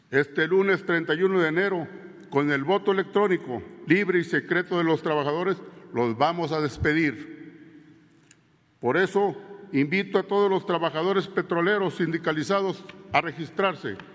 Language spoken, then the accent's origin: Spanish; Mexico; Hoy participo en esta elección y lo hago porque como muchos mexicanos y petroleros creemos en el proyecto del señor presidente